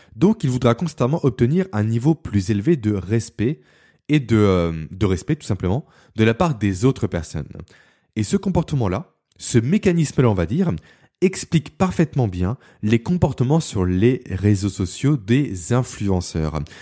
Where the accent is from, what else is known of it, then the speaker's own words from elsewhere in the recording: Beaune, Bourgogne-Franche-Comté, France; also born or lived in Lyon / Belfort; Beaune qui est ma ville natale